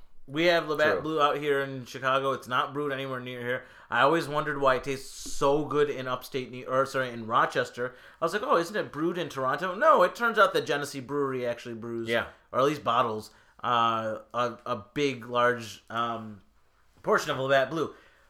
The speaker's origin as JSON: {"language": "English", "country": "India", "said": "I mean, I'm Indian. Of course I'm going to love a damn IPA."}